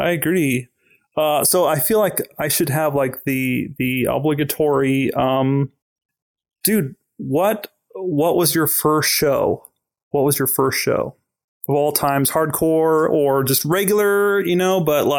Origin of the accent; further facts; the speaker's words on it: Tehachapi, California, United States; I was brought up in Tehachapi